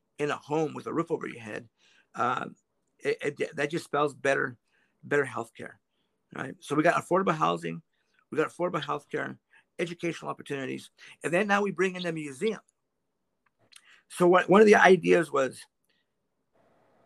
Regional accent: Quincy, Washington, United States; I grew up as a migrant kid, probably just like you, Jose, in the state of Washington

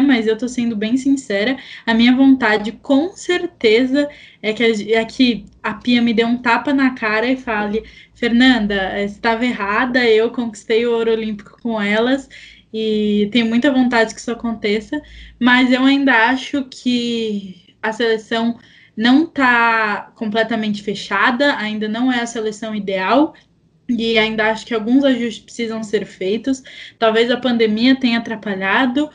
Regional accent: Brazil; A gente é brasileiro

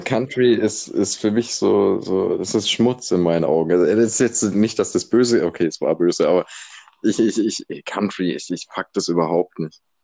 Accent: Germany; wenn man das als Deutscher hört

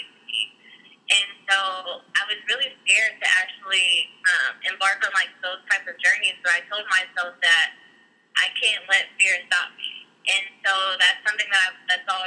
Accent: Columbus, Ohio, United States; I was born and raised in Columbus

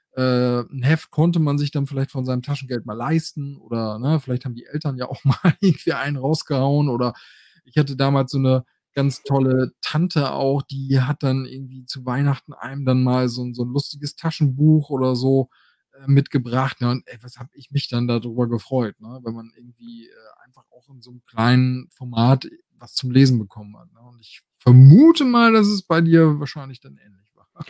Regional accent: Osnabrück, Lower Saxony, Germany; bei uns in Osnabrück

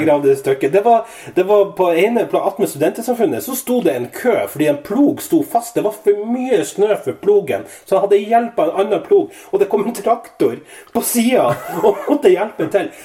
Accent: Northern Norway, Norway; now in Trondheim, Norway; Jeg er født, oppvokst i Nord-Norge

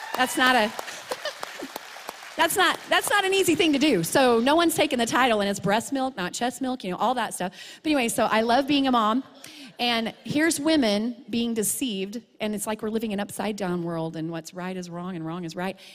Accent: Truth or Consequences, New Mexico, United States; moved away as an adult; Truth or Consequences back to my hometown

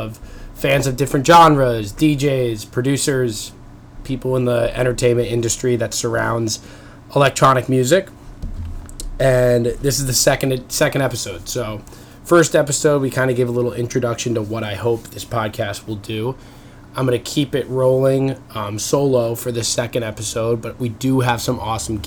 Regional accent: Long Island, New York, United States; moved away; I'm coming from you from my childhood bedroom. So I'm back home in New York. I'm from Long Island originally

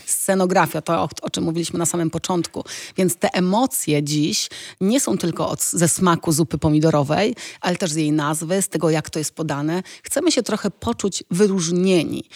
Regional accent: Poland; moved away as an adult; also born or lived in Italy; jak wyjechałam z Polski, to wiesz, no Polska była trochę wtedy szara, to były lata 90., ja miałam 19 lat

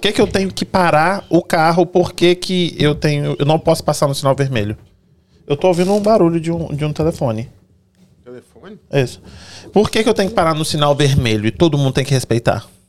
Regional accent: Brazil; moved away as an adult; eu sou brasileiro também, saí de lá com 19 anos, quase 20

